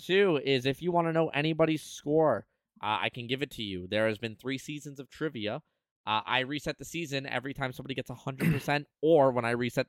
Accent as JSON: {"language": "English", "country": "Canada", "said": "I'm Canadian."}